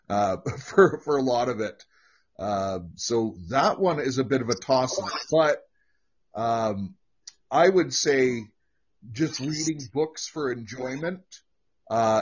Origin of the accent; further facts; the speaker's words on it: California, United States; I was born and raised in California